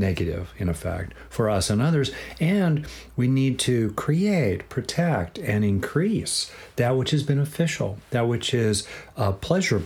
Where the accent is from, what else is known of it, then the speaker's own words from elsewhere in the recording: Southern California, United States; I grew up in Southern California.